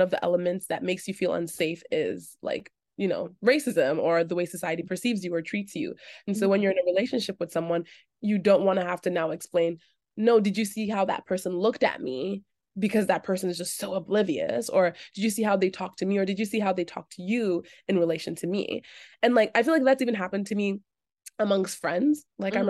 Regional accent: Toronto, Ontario, Canada; growing up in the Greater Toronto area, you I mean, that's my favorite thing about Toronto is just how incredibly diverse and unforced it is in its diversity.

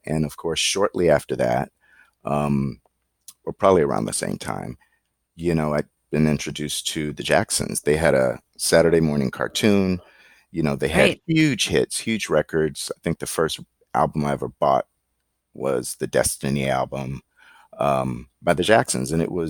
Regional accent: Atlanta, Georgia, United States; moved away as an adult; now in Los Angeles, United States; growing up in Atlanta, your goal is New York.

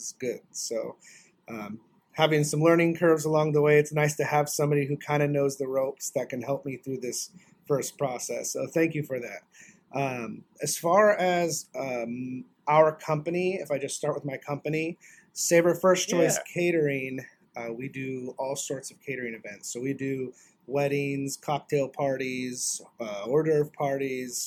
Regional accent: North Idaho, United States; moved away as an adult; also born or lived in Spokane, Washington; now in Florida, United States; I didn't grow up in Florida. I grew up in North Idaho.

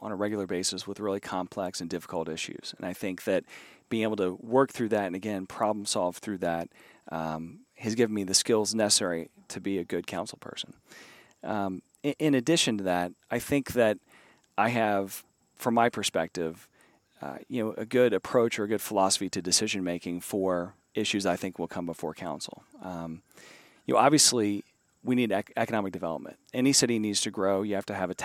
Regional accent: Flatwoods, Kentucky, United States; moved away as an adult; also born or lived in Danville, Kentucky / Cincinnati, Ohio; now in Loveland, United States; I grew up in Eastern Kentucky, a small town in Eastern Kentucky called Flatwoods

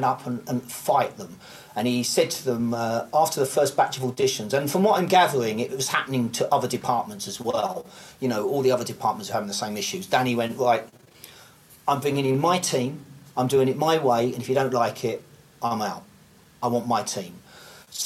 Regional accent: United Kingdom; me being British

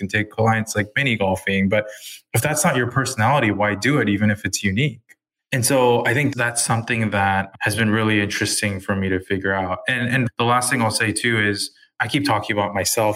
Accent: United States; I'm Korean American

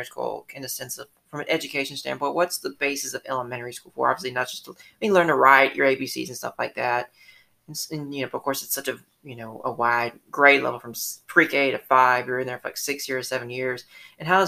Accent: Atlanta, Georgia, United States; moved away; I grew up in Atlanta

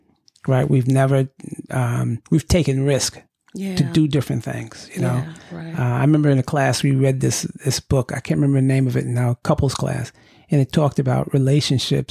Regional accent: New York, United States; growing up in New York

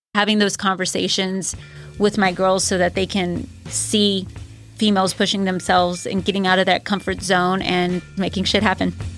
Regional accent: San Antonio, Texas, United States; Growing up in San Antonio

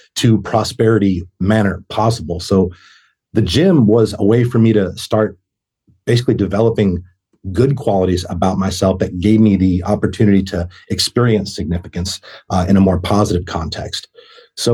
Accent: Boston, Massachusetts, United States; moved away as an adult; I'm from Boston, Massachusetts

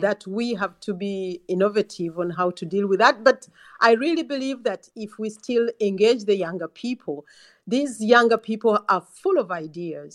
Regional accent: Uganda; now in England, United Kingdom; I come from Uganda

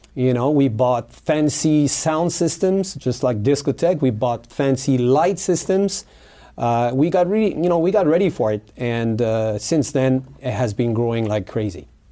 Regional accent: New Caledonia; English is a second language; moved away as an adult; now in Hawaii, United States; I was born in New Caledonia. New Caledonia is an island. It's a French territory in the South Pacific between Fiji, Australia, and New Zealand. And I was born there. I went to high school there

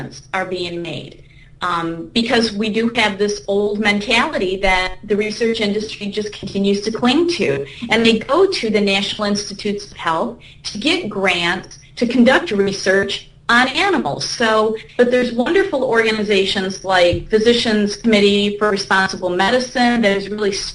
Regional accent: Michigan, United States; my home state of Michigan

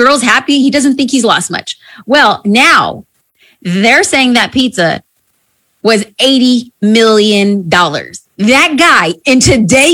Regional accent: New Jersey, United States; I'm from Jersey

